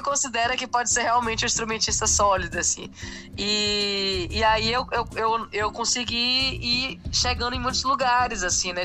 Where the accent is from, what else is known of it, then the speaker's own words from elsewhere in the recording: Salvador, Bahia, Brazil; eu sou de Salvador, eu sou da Bahia e … é meu conterrâneo